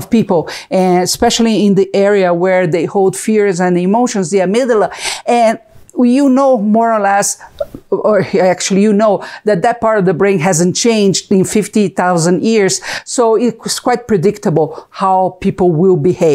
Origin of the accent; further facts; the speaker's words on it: Brazil; English is a second language; moved away as an adult; now in United States; I'm from Brazil, if you can see the accent